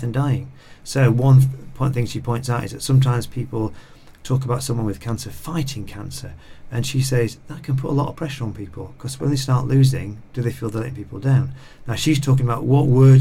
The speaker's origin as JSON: {"language": "English", "town": "Lancaster", "region": "North West England", "country": "United Kingdom", "tie": "born or raised there", "said": "I remember growing up in Lancaster"}